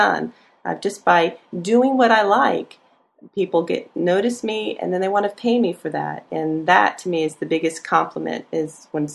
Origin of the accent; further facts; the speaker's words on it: Annapolis, Maryland, United States; now in Gainesville, United States; I'm from Annapolis